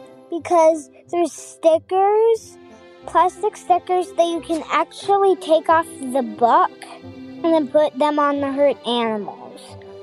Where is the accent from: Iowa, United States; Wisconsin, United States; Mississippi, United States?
Iowa, United States; Cedar Rapids; I'm 6 years old, and I'm from Cedar Rapids, Iowa